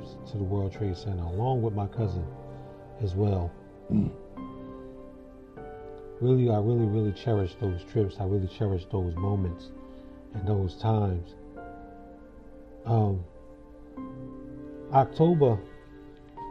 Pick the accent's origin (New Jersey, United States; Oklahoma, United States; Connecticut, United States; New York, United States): New Jersey, United States; Jersey City; moved away; I'm originally from Jersey City, New Jersey